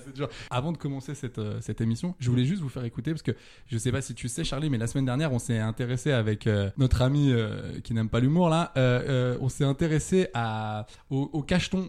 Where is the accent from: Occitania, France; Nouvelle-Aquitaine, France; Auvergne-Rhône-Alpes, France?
Auvergne-Rhône-Alpes, France; Saint-Étienne; comme on dit chez moi à Saint-Étienne